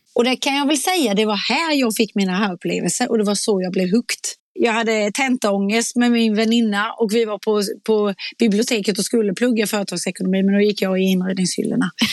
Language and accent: Swedish; Småland, Sweden; accent: småländska; min småländska